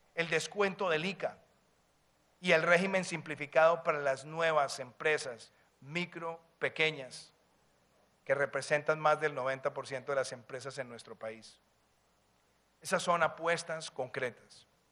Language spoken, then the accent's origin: Spanish; Colombia; mi tierra